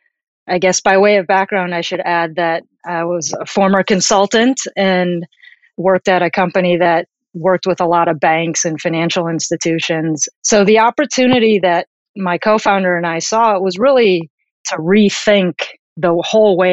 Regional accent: Chicago, Illinois, United States; also born or lived in Tokyo / New Jersey / New York; now in San Francisco, United States; I am Japanese American and I grew up in the suburbs of Chicago.

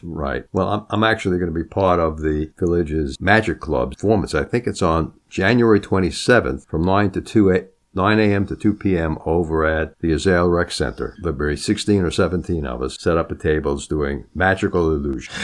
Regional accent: Long Island, New York, United States; I grew up on Long Island

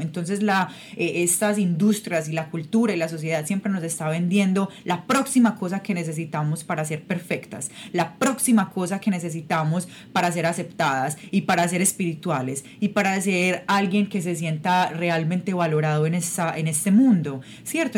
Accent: Medellín, Antioquia, Colombia; moved away as an adult; yo soy yo soy de Colombia, yo soy de Medellín, Colombia

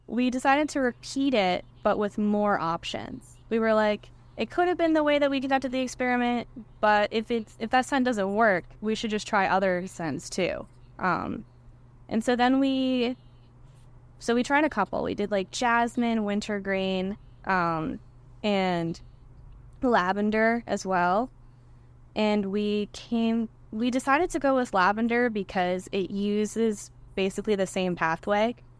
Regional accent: Tyngsborough, Massachusetts, United States; moved away as an adult; I grew up in Tingsboro, Massachusetts

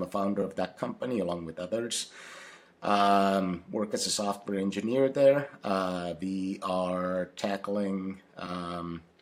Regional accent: Finland; English is a second language; now in Seattle, United States; I grew up in Finland

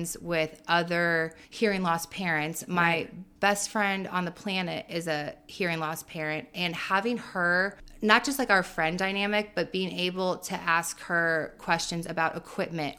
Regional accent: Champaign, Illinois, United States; we're from here. We're from Champaign-Urbana

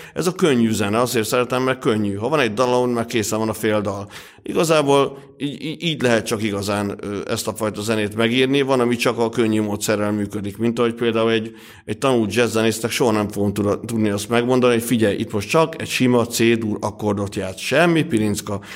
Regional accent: Hungary; accent: thick Hungarian; a vaskos magyar akcentusom

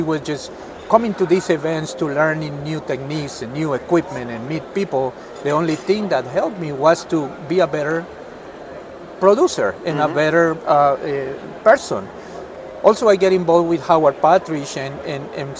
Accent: Colombia; English is a second language; moved away as an adult; also born or lived in Gainesville, Florida, United States; now in United States; I'm originally from Colombia. I came here in 1999.

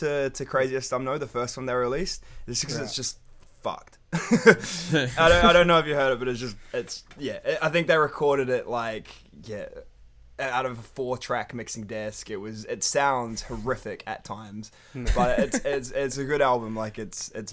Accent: Wellington, New Zealand; also born or lived in North Shore, Auckland; now in Melbourne, Australia; All of us grew up in the same area of Wellington.

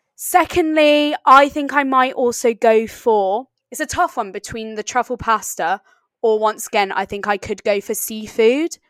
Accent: East Sussex, South East England, United Kingdom; my hometown in East Sussex

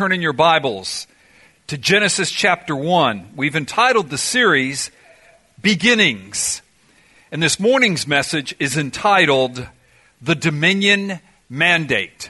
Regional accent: Miami, Florida, United States; I ended up growing up in Miami

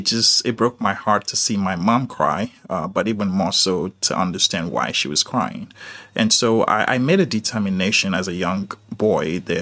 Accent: Nigeria; I was just a young boy, born and raised in Nigeria.

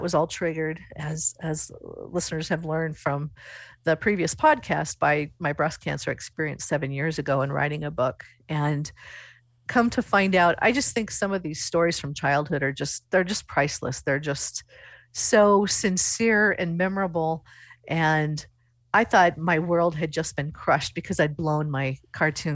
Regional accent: Coatesfield, Nebraska, United States; And I said, Coatesfield.

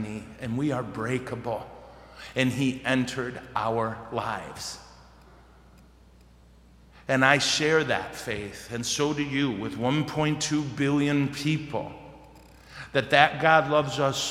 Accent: United States; I thank Jesus I was born here

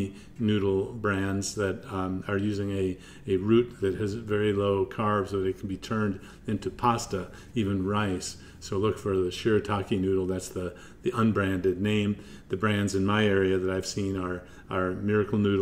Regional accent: Midwest, United States; now in Durham, United States; I grew up in the Midwest

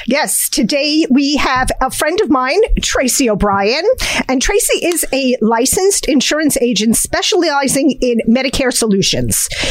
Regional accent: New Jersey, United States; Jersey we are Jersey girls and we are proud of it.

